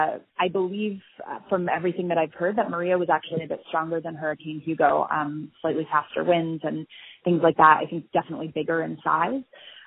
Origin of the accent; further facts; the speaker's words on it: St. Croix, U.S. Virgin Islands; moved away; I was raised in St. Croix in the U.S. Virgin Islands.